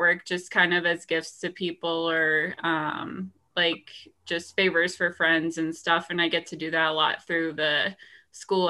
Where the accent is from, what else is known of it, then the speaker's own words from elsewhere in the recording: Montana, United States; I'm from Montana